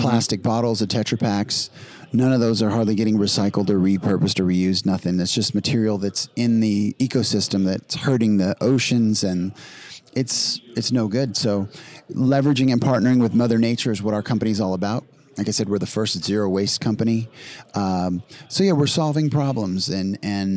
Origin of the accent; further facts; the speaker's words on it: Las Vegas, Nevada, United States; We're live in Las Vegas, which is my hometown.